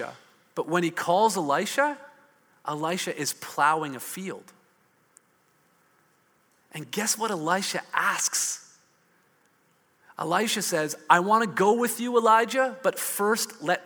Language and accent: English; Hamilton, Ontario, Canada; I grew up in Hamilton. I saw a lot more smokestacks than silos